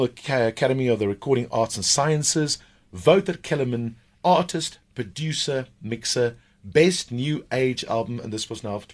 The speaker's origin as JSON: {"language": "English", "country": "South Africa"}